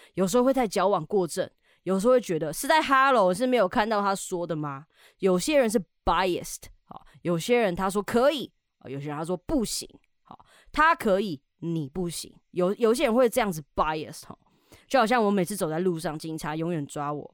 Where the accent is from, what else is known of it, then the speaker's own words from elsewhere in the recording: Taiwan; 我们台湾人